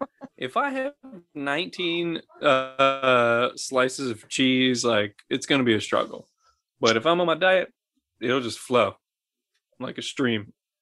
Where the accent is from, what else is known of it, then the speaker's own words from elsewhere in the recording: Scotland, United Kingdom; But I'm Scottish, so I'm allowed to.